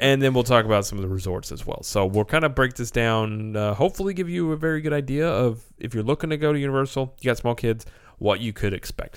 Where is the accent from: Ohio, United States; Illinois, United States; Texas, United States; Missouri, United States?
Missouri, United States; Springfield; we're from Springfield, Missouri